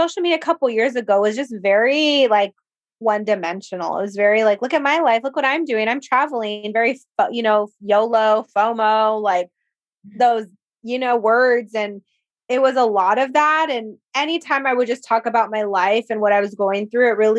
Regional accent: Whittier, California, United States; my hometown in Whittier

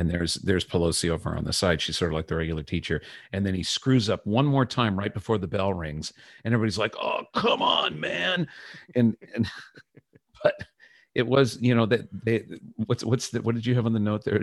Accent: United States; as an American, a student of American history

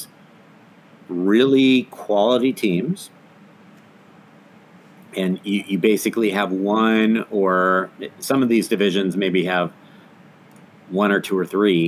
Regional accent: Midwest, United States; I'm from the Midwest

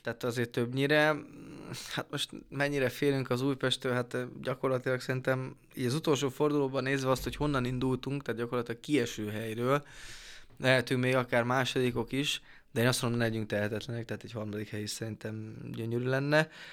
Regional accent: Debrecen, Hajdú-Bihar, Hungary; debreceni vagyok

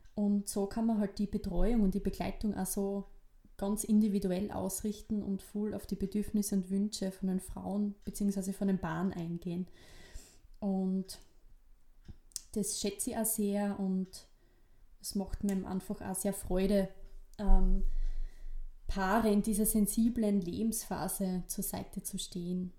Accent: Gleisdorf, Styria, Austria; accent: East Styrian; moved away as an adult; also born or lived in Salzburg; ich bin eben dort im Bezirk Weiz, nee, Kleisdorf, ähm, aufgewachsen

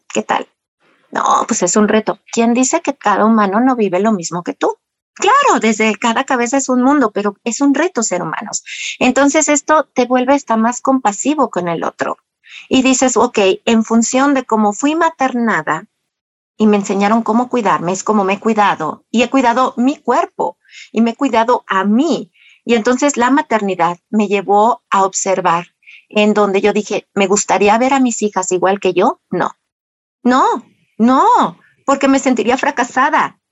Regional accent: Mexico; por ende no traigo un catolicismo arraigado como todo mexicano

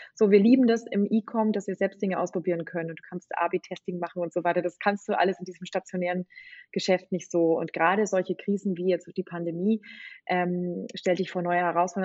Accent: Bavaria, Germany; moved away as an adult; also born or lived in England; Also ich bin eigentlich volle Bayerin

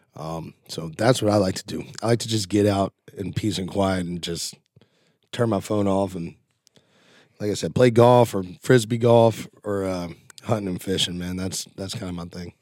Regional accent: Nashville, Tennessee, United States; I was born right here in Nashville, and just, there's no reason to move

